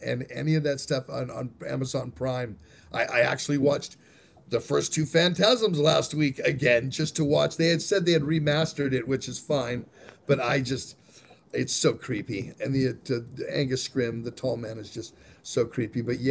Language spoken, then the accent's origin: English; California, United States; I grew up in California